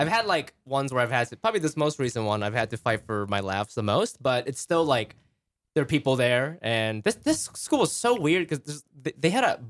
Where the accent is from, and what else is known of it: Columbus, Ohio, United States; born or raised there; moved away as an adult; also born or lived in Japan